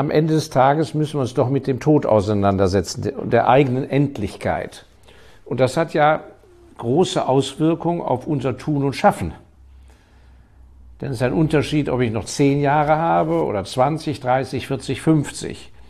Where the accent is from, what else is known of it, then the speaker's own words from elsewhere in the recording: Hong Kong; Ich hatte das große Glück, dass ich in meiner Jugend ja in Hongkong aufgewachsen bin, weil mein Vater da auf Posten war.